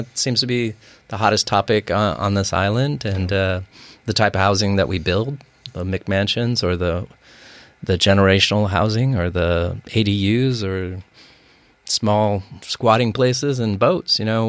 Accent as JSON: {"language": "English", "town": "Bothell", "region": "Washington", "country": "United States", "tie": "born or raised there"}